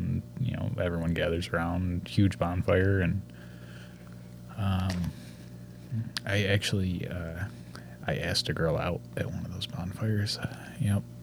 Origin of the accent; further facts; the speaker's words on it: New York, United States; We're from New York. we, we don't know